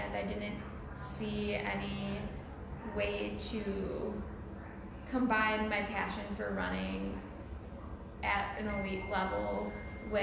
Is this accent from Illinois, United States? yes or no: yes; Crystal Lake, Illinois, United States; moved away as an adult; also born or lived in Iowa City, Iowa; now in Madison, United States; I went to high school in Crystal Lake, Illinois. That's where I've lived my entire life up until I moved for college.